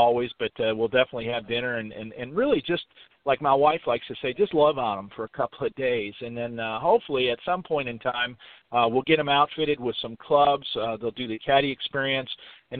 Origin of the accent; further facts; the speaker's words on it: Detroit, Michigan, United States; moved away; also born or lived in Livonia, Michigan / Dearborn, Michigan; I'm from Detroit, Michigan. I grew up about 10 miles from Oakland Hills, just south in Dearborn area.